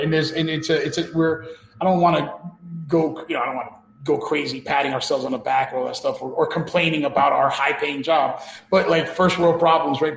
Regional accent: New York City, New York, United States; we grew up in New York City and we grew up going to clubs

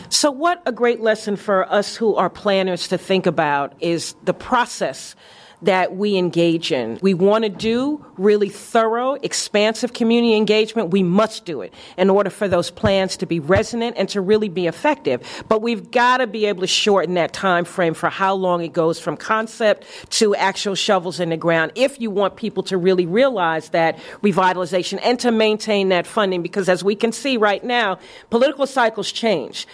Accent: New York, United States; moved away as an adult; the Harlem that I grew up

